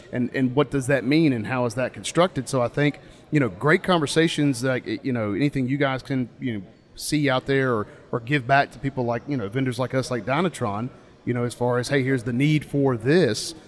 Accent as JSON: {"language": "English", "region": "North Carolina", "country": "United States", "said": "I'm from North Carolina, so in our state"}